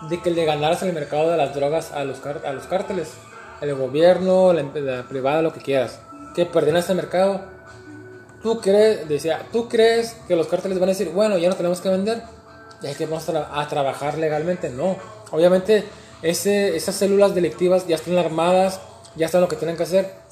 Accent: Mexico; now in Canada; pues, sabes que yo soy latino, mexicano, vivo en Canadá.

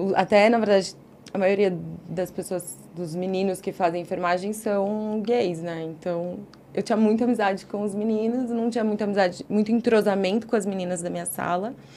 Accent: Guarulhos, São Paulo, Brazil; moved away as an adult; also born or lived in Vila Mariana, São Paulo; now in São Paulo, Brazil; nasci em Guarulhos, passei boa parte da minha vida lá, até mais ou menos uns 18, 20 anos

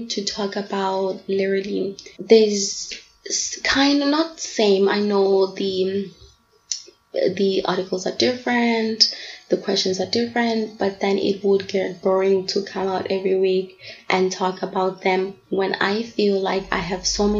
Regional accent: South Africa; also born or lived in Bangkok, Thailand / Durban; I am from South Africa. I'm 25 years old and I currently live in Durban.

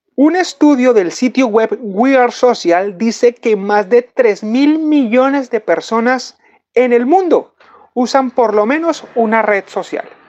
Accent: Colombia; nosotros como latinos y como colombianos

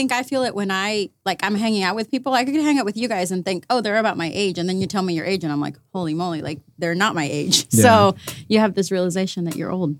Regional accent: Mexico; moved away; I'm from Mexico, but border town like you are.

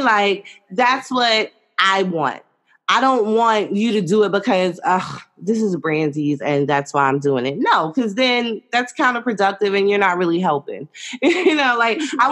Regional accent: New York City, New York, United States; I'm from New York City

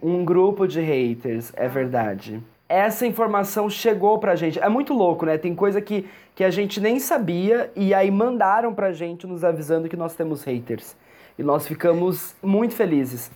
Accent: Araçatuba, São Paulo, Brazil; moved away as an adult; also born or lived in Bauru / Londrina / São Bernardo do Campo / Neiva, Colombia; nasci em Aracatuba, aí morei em Aracatuba, morei em Bauru. Aí né, teve um tempo que meus pais moraram em Bauru. Morei em Aracatuba, voltamos para Aracatuba, então cresci em Aracatuba

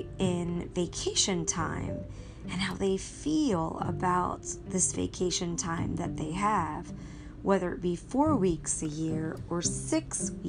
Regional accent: United States; So I was born in America, and I've lived most of my life in America.

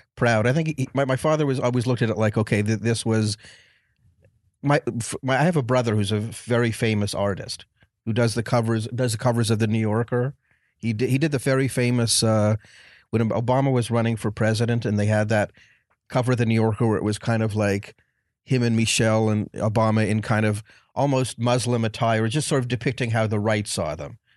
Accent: Montreal, Quebec, Canada; moved away as an adult; I'm from Canada, so I was in Montreal for, I was in Montreal for way too many years

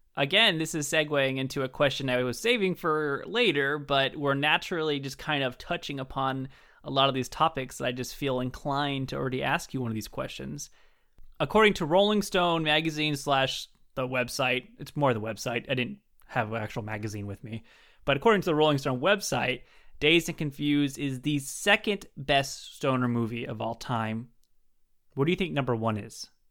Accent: Southern California, United States; I grew up in California. Southern California my whole life.

